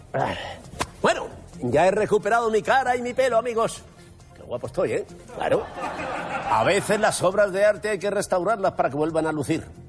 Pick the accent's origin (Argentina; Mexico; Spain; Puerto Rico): Spain; Madrid, Community of Madrid; Como madrileño que soy